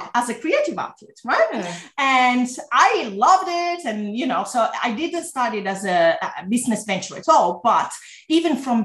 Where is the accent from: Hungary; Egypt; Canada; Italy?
Italy; English is a second language; moved away as an adult; now in Melbourne, Australia; I'm originally from Italy, if you have a bit of an accent, but I've studied and worked in different countries. And I'm now based in Melbourne, Australia.